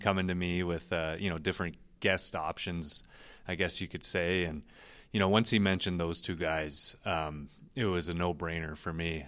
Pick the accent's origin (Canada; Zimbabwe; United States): Canada; Toronto, Ontario; moved away; growing up in Toronto